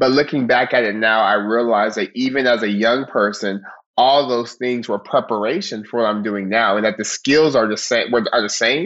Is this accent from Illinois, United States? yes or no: no; Stockton, California, United States; born and raised in Stockton